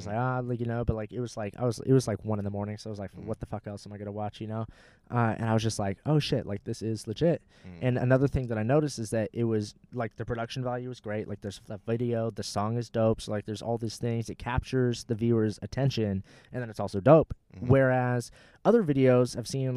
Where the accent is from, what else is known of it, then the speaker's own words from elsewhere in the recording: Fountain Valley, California, United States; my hometown in Fountain Valley.